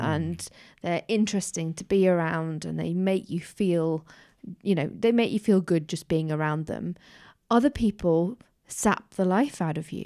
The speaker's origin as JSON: {"language": "English", "town": "Newcastle upon Tyne", "region": "North East England", "country": "United Kingdom", "tie": "born or raised there", "moved": "yes", "said": "growing up in Newcastle"}